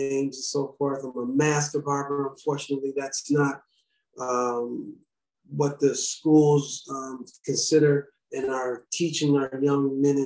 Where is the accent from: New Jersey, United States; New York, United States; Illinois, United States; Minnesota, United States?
Minnesota, United States; St. Paul; I'm originally from St. Paul, born and raised